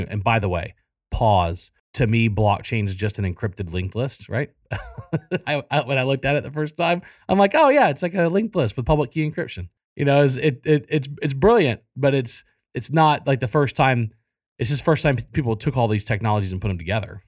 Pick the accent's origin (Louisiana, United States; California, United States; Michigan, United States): Louisiana, United States; South; moved away; I, I grew up in South Louisiana